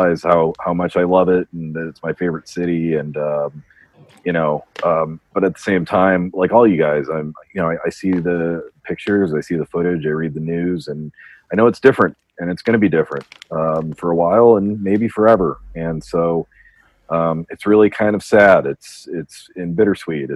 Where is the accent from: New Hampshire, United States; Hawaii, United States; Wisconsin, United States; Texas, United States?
New Hampshire, United States; now in New York, United States; I'm coming to you from wonderful New Hampshire, my hometown